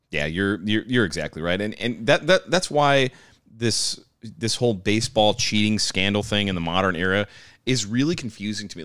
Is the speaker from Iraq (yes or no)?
no; United States; we as Americans